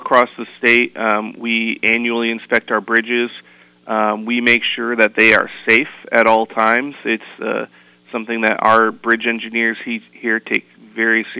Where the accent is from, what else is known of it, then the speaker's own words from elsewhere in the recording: Torrington, Connecticut, United States; also born or lived in Washington, D.C.; I moved back to Connecticut because I grew up in Torrington